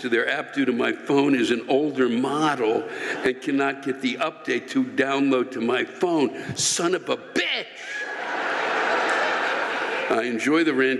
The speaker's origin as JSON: {"language": "English", "region": "New York", "country": "United States", "tie": "born or raised there", "said": "I was born on Long Island, have lived here my entire life, and have family here."}